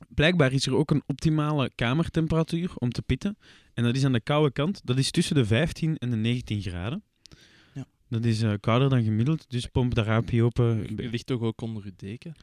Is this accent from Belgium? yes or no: yes; Flanders, Belgium; Persoonlijk ben ik een Vlaming